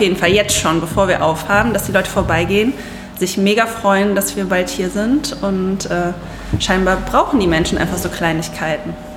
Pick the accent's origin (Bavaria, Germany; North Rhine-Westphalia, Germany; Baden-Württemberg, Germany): North Rhine-Westphalia, Germany; Siegburg; ich bin aus Siegburg